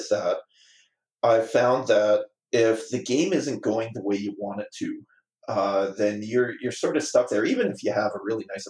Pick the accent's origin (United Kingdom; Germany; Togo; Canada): Canada; Calgary, Alberta; I'm from Calgary, Alberta, Canada.